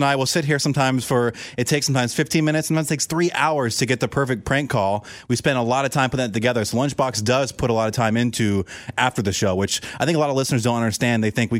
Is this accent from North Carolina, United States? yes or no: no; Orlando, Florida, United States; I started in my hometown of Orlando, Florida, where I was like 6th person on the show, kind of grinding.